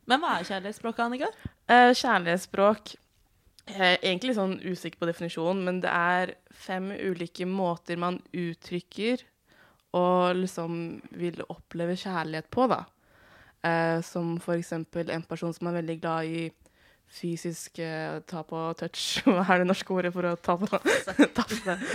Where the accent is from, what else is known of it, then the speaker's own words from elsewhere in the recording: Sande, Vestfold, Norway; Jeg er også 28 år gammel. Pipipi. Jeg er eh, lesbisk kvinne fra Sande i Vestfold.